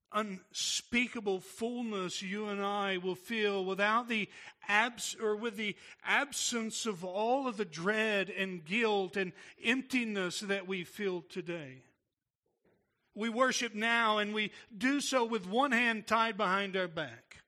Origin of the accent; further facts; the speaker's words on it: Tennessee, United States; I'm from Tennessee